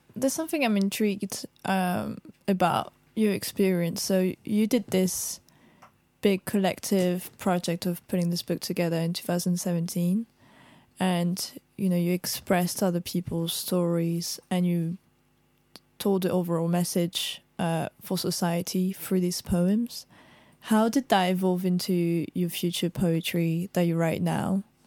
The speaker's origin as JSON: {"language": "English", "country": "France", "moved": "yes", "lives_now": "United Kingdom", "said": "being white, being French"}